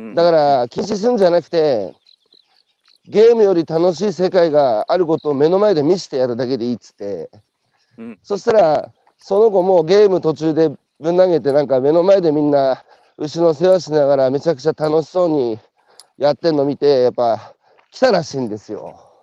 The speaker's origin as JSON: {"language": "Japanese", "town": "Hanamaki", "region": "Iwate", "country": "Japan", "tie": "born or raised there", "said": "僕も岩手の花巻津田舎出身なので"}